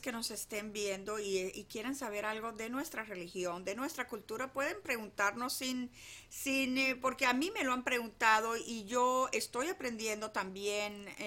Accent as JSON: {"language": "Spanish", "country": "United States", "tie": "born or raised there", "said": "que pues tú y yo nos criamos acá en Estados"}